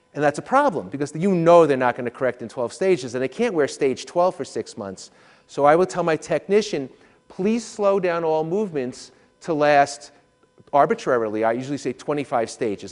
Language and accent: English; New York, United States; I'm from New York